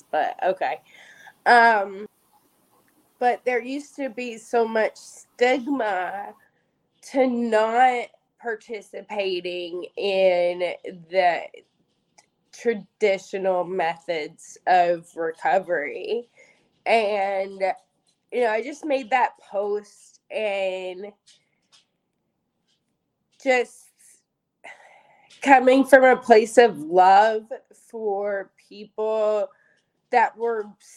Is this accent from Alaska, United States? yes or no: no; Kentucky, United States; accent: Southern; moved away; I'm originally from Kentucky, so sometimes my Southern side comes out.